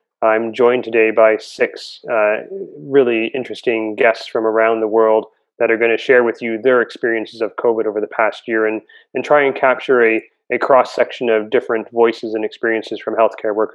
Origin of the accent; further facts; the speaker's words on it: Toronto, Ontario, Canada; Toronto, my hometown